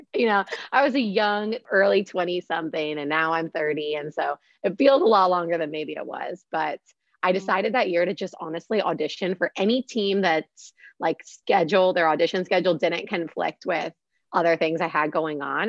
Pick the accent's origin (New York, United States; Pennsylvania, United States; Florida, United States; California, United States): Pennsylvania, United States; Pittsburgh; moved away; growing up in Pittsburgh, we did not have any Steelers cheerleaders